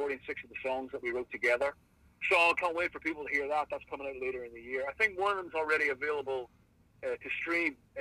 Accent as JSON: {"language": "English", "country": "Ireland", "said": "being Irish"}